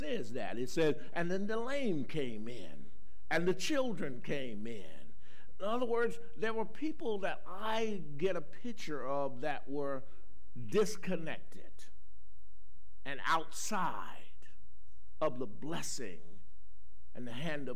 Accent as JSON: {"language": "English", "region": "Carolina", "country": "United States", "tie": "born or raised there", "said": "I grew up in Carolina"}